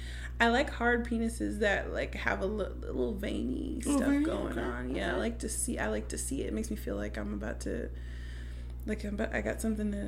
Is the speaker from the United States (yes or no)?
yes; United States; I'm American, so I'm going to go circumcised.